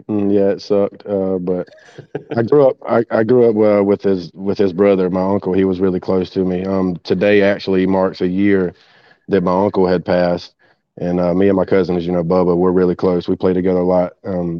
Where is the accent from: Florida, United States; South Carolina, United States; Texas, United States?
South Carolina, United States; Greenwood; I'm in the upstate, but I moved back to my hometown about 3 months ago, Greenwood, South Carolina.